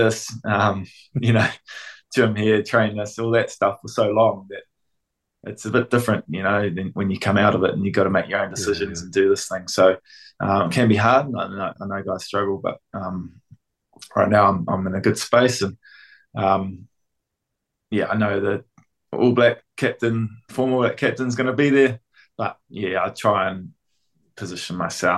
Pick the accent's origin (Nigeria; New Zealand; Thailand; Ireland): New Zealand; Auckland; I grew up in South Auckland and counties, went to Rosehill College